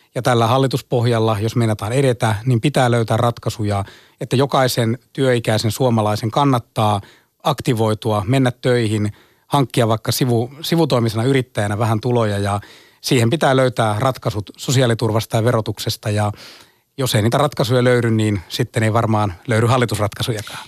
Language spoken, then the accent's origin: Finnish; Ostrobothnia, Finland; itse tuun Pohjanmaalta, meillä on turkistalous.